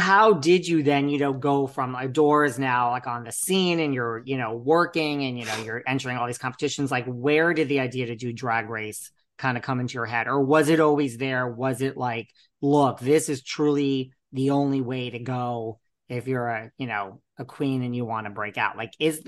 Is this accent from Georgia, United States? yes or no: no; New York City, New York, United States; I'm from New York City, so I knew Bianca from her days at Intermezzo